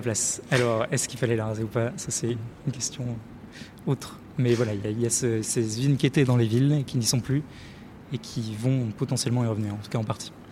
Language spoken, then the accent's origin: French; Lille, Hauts-de-France, France; je viens du côté de Lille et euh, tout, toute mon enfance, je me suis baladé, j'ai vu des usines partout